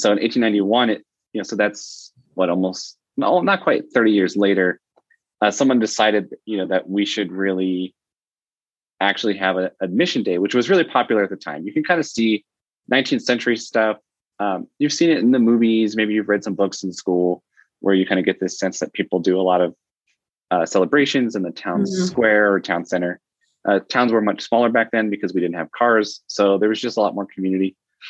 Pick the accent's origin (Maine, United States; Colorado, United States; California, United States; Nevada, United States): Nevada, United States; Las Vegas; now in Reno, United States; So I grew up in Vegas.